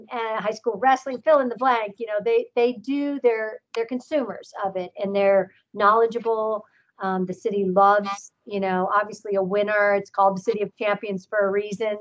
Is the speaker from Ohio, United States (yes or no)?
yes; Canton, Ohio, United States; moved away as an adult; now in Pittsburgh, United States; I growing up in Canton, Ohio, is the it's the home of the Pro Football Hall of Fame.